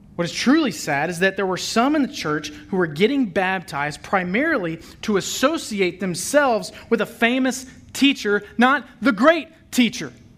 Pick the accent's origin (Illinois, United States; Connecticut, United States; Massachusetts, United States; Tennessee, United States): Tennessee, United States; Memphis; I was born and raised in Memphis, Tennessee